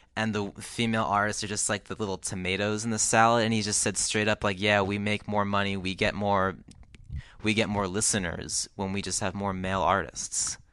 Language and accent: English; New Jersey, United States; In New Jersey, where I grew up